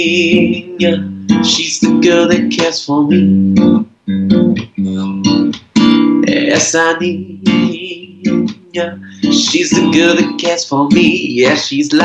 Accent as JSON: {"language": "English", "region": "Florida", "country": "United States", "tie": "born or raised there", "said": "I'm Brazilian. I was born in Florida, but both my parents are Brazilian. My whole family's Brazilian"}